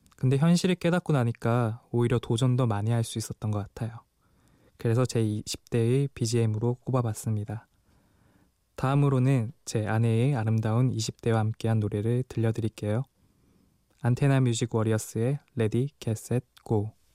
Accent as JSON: {"language": "Korean", "region": "Daegu", "country": "South Korea", "tie": "born or raised there", "said": "억양을 듣고 눈치채셨겠지만 저는 대구 토박이고"}